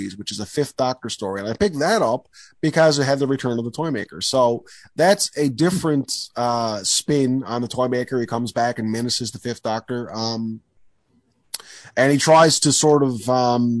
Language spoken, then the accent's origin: English; Newfoundland and Labrador, Canada; also born or lived in Ontario; as you and I grew up here in Newfoundland